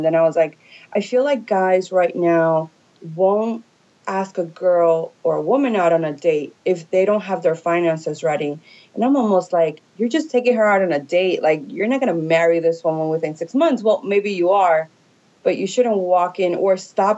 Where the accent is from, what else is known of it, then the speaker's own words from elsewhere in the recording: New York City, New York, United States; now in Miami, United States; I come from originally from New York. But I've been in Miami for a really good chunk of my life.